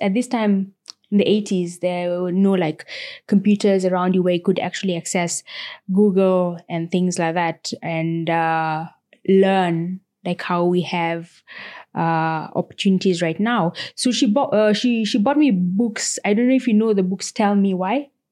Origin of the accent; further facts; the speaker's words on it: Nairobi, Kenya; I grew up and was born, uh, in actually South Sea